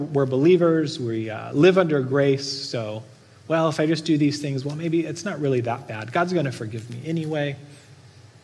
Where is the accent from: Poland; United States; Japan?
United States; Norco, California; I grew up in Norco, don't judge me, but we raised animals for food